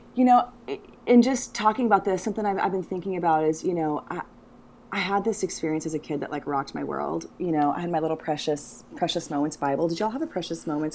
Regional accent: United States; I'm American

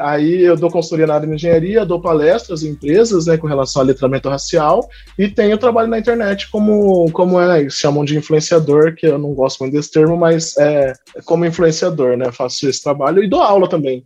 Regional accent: Campinas, São Paulo, Brazil; also born or lived in Northeast Brazil; eu sou aqui de Campinas, interior de São Paulo, nasci, cresci, vivi aqui, apesar de ter morado um pouquinho no Nordeste também

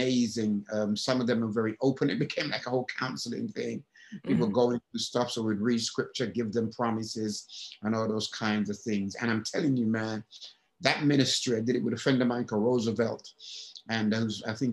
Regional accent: England, United Kingdom; moved away; also born or lived in Alabama; And I'm from England.

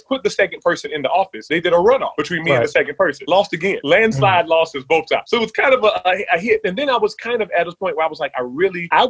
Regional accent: Charlotte, North Carolina, United States; I grew up in Charlotte

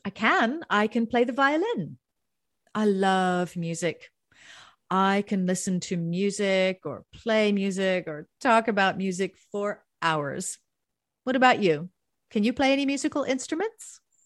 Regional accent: Southern California, United States; moved away; I grew up in Southern California

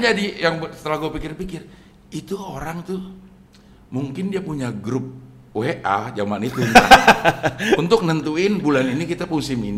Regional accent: Jakarta, Indonesia; also born or lived in Singapore; Gue lahir di Singapura, Abdel. Uh. Di eh. Singapura kagak ada yang main layangan. Uh. Eh. Gue pindah ke Jakarta ke Jalan Simpruk.

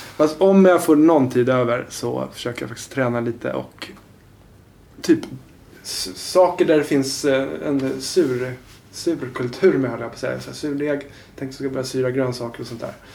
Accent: Haninge, Stockholm County, Sweden; moved away as an adult; now in Årsta, Sweden; jag kommer från Haninge som är ja en ganska dyster förort.

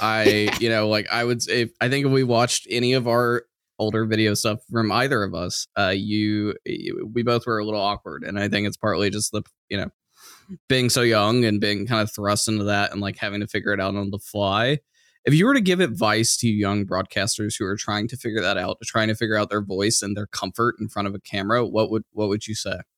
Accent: Austin, Texas, United States; my hometown of Austin

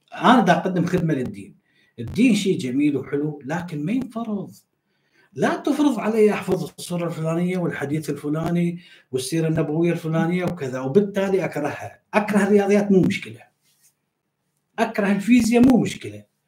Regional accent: Iraq; انا كعراقي

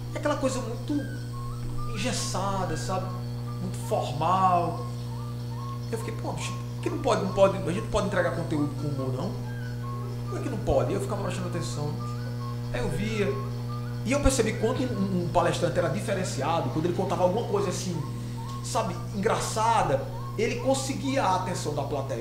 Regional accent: Crato, Ceará, Brazil; eu nasci no Crato

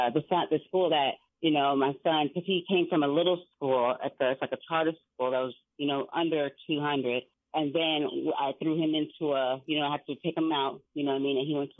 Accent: San Diego, California, United States; But me growing up in San Diego, like to this day, my favorite place to be is Seaport Village, and that's in downtown San Diego area by the bay.

